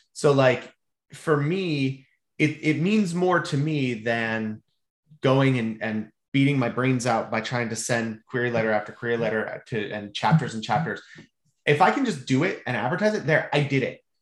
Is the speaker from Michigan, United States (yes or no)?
yes; Mount Pleasant, Michigan, United States; moved away as an adult; also born or lived in Charlotte, North Carolina; now in Central Florida, United States; I was raised in Mount Pleasant, ah, Michigan